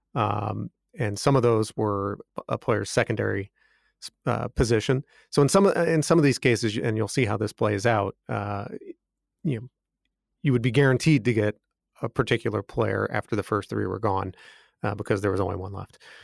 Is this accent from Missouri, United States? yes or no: yes; St. Louis, Missouri, United States; I'm from Saint Louis area